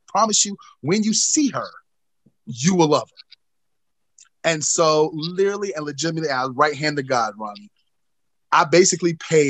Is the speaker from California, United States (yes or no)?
no; North Carolina, United States; people, I've gotten such a bad reputation, especially in my home state of North Carolina, for being an asshole